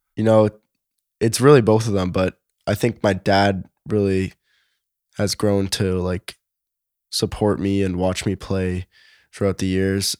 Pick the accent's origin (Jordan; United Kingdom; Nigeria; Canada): Canada; Toronto, Ontario; I was born in Toronto